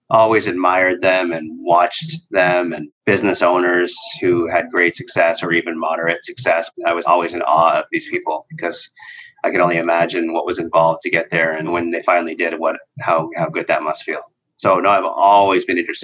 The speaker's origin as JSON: {"language": "English", "town": "Norval", "region": "Ontario", "country": "Canada", "tie": "born or raised there", "lives_now": "Toronto, Canada", "said": "I grew up in Norville, which is a stone's throw away from Georgetown"}